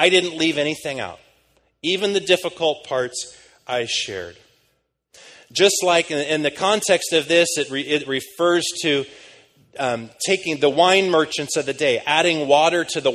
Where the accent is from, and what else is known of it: United States; moved away as an adult; now in London, United Kingdom